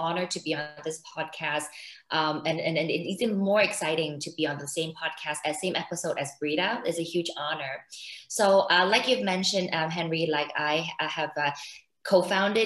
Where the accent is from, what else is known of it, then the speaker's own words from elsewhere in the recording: Hong Kong; moved away as an adult; also born or lived in Sydney, Australia; I actually was born and raised in Hong Kong.